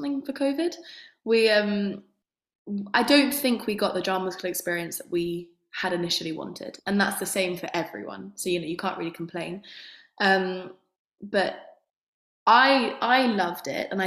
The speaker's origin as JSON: {"language": "English", "region": "London", "country": "United Kingdom", "tie": "born or raised there", "said": "I am London, born and bred"}